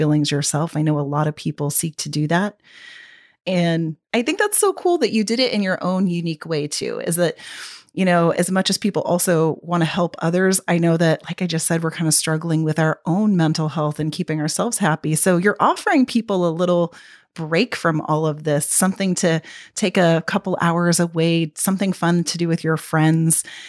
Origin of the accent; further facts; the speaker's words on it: Texas, United States; I grew up in Texas